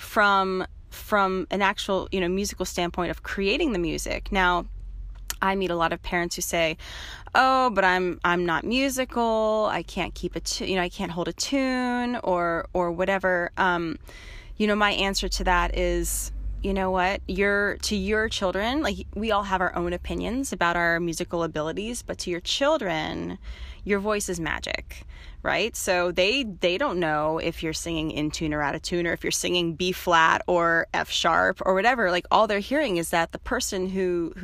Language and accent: English; Midwest, United States; moved away as an adult; also born or lived in Boston, Massachusetts; now in Marin, United States; I'm from the Midwest originally